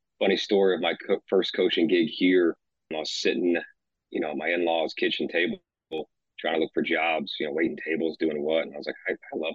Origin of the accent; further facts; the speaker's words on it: Kennesaw, Georgia, United States; now in Kansas City, United States; I grew up in a small town called Kennesaw, Georgia, northwest of Atlanta.